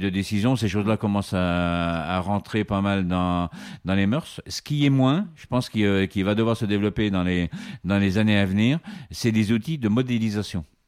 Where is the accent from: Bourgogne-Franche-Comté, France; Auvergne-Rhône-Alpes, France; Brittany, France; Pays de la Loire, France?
Pays de la Loire, France; Vendée; chez moi en Vendée